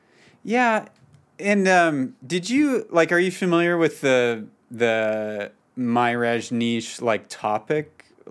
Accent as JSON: {"language": "English", "town": "Calgary", "region": "Alberta", "country": "Canada", "said": "I'm from Calgary. I'm in Calgary right now."}